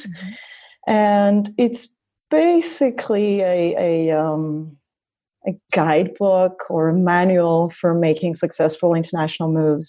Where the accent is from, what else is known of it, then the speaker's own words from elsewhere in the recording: Greece; moved away as an adult; also born or lived in Cameroon / France / Los Angeles, United States / Vienna, Austria; I left my home country, Greece, when I was 24.